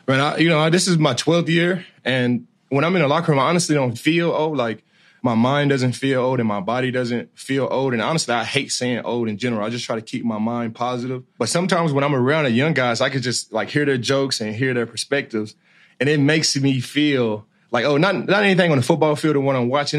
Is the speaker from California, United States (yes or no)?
no; Dallas, Texas, United States; I'm from Dallas, Texas